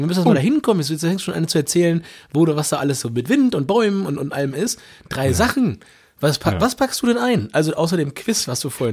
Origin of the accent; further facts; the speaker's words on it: Germany; wir als Deutsche